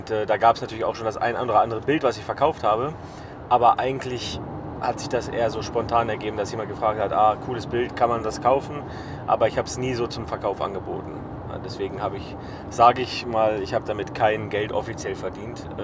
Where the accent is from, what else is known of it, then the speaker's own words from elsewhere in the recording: Zermatt, Valais, Switzerland; Klar, ähm, Schweiz eignet sich natürlich perfekt, also gerade da, wo ich herkomme, äh, wo ich herkam, ähm, das war Zermatt, da habe ich gelebt, also landschaftlich sehr wunderschön.